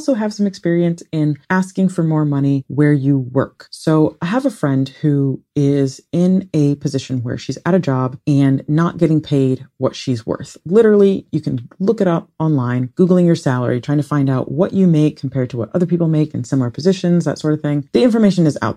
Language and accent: English; Ohio, United States; I grew up in Ohio